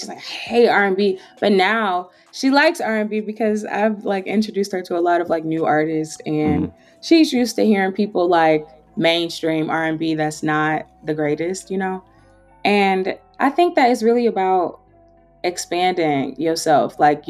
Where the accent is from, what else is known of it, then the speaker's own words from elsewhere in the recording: Trinidad & Tobago; I'm a Trinidadian girl myself. So, like, she's Nigerian, but, like, I'm Trinidadian myself. So I'm always into all the Caribbean vibes.